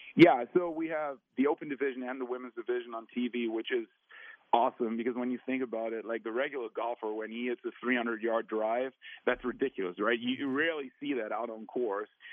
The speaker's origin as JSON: {"language": "English", "country": "Germany", "said": "I'm from Germany"}